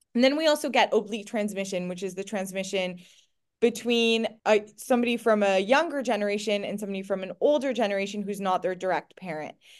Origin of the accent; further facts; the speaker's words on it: Montreal, Quebec, Canada; moved away as an adult; now in United Kingdom; I grew up in Canada. I loved being in Canada. It was a great place to go to grow up. Montreal, as a teenager